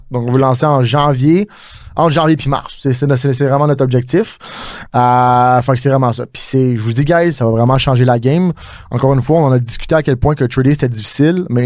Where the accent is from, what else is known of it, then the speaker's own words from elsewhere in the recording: Montreal, Quebec, Canada; on est vraiment international, mais moi je suis exactement de Montréal.